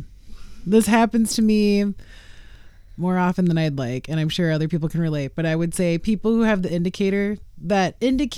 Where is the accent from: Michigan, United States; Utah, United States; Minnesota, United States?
Minnesota, United States; as a Minnesotan, I've just grown up to respect the zipper rule